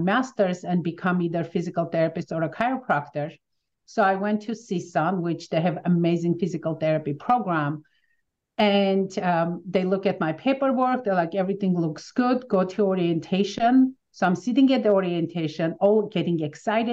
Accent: Armenia; English is a second language; moved away as an adult; now in United States; growing up in Armenia in 1988, when we had the huge earthquake where we lost our home and we lived in our garage

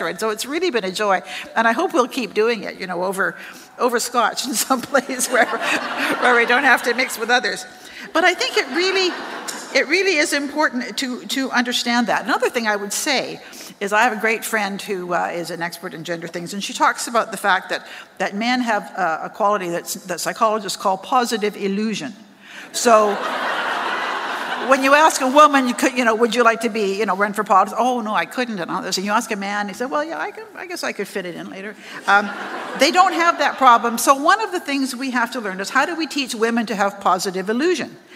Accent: British Columbia, Canada; now in Ottawa, Canada; because I came from British Columbia, and I kind of hit the, the, the ground running. I came, nobody in Ottawa knew me. I was well known in BC.

